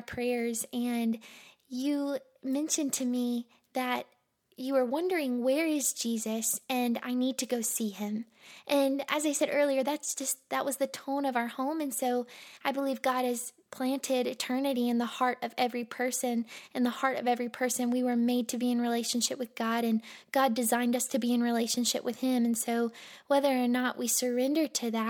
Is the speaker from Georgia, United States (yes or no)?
no; Monroe, Louisiana, United States; born there; also born or lived in Mississippi / Alabama / Florida; now in Lynchburg, United States; So I was born in Monroe, Louisiana, but I have lived in Mississippi, I've lived in Alabama, I've lived in Florida.